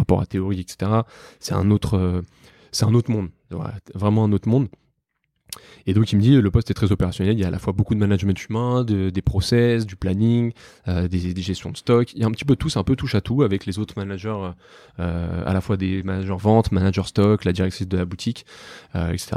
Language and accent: French; Paris, Île-de-France, France; je suis né, j'ai grandi à Paris, dans le 12e arrondissement.